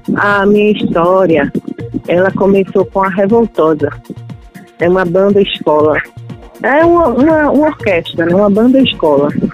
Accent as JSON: {"language": "Portuguese", "town": "Nazaré da Mata", "region": "Pernambuco", "country": "Brazil", "tie": "born or raised there", "said": "Nazaré da Mata, que é o bairro que eu morei, onde eu nasci, né? Eu passei a minha infância, boa parte da minha infância, no Alto da Santa"}